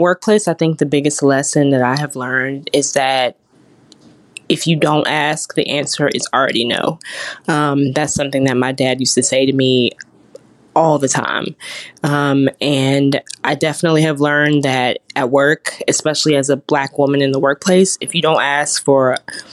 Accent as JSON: {"language": "English", "town": "Washington", "region": "District of Columbia", "country": "United States", "tie": "born or raised there", "moved": "as an adult", "lives_now": "Birmingham, United States", "said": "I was born and raised in Washington, D.C."}